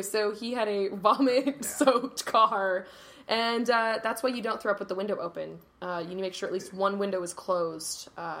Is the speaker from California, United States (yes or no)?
yes; Los Angeles, California, United States; accent: Valley; I have a Valley accent. That's okay. I'm from the Valley.